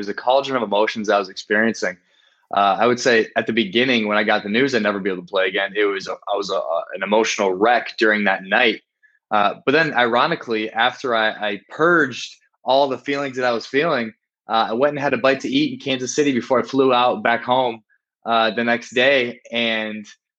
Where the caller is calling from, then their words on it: Rio de Janeiro, Brazil; I'm calling from Rio de Janeiro in Brazil.